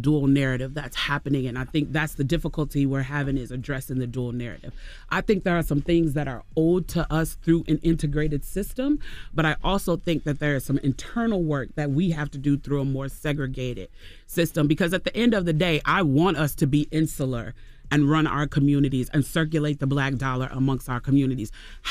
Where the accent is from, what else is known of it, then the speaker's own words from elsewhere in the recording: Chicago, Illinois, United States; now in Atlanta, United States; Yeah, but I've lived in Atlanta now longer than I lived in Chicago. Okay. So I feel like, you know, I'm an AT alien now.